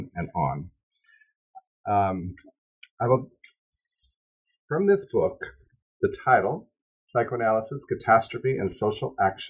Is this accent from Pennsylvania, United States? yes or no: no; Seattle, Washington, United States; we're both from Seattle